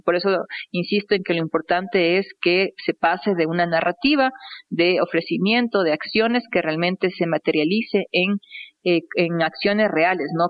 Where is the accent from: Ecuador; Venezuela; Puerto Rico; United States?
Ecuador; como ecuatoriana